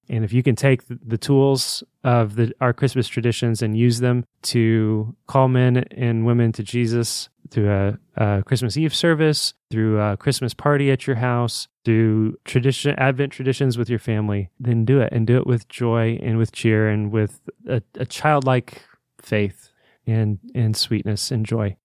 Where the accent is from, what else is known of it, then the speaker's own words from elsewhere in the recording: Indiana, United States; the city that we grew up in.